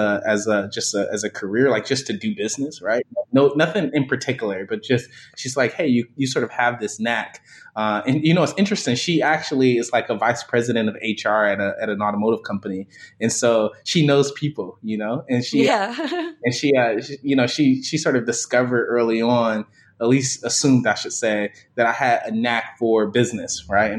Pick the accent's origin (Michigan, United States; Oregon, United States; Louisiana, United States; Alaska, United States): Michigan, United States; Detroit; I grew up in Detroit, born and raised, initially in the Jeffries Projects in Detroit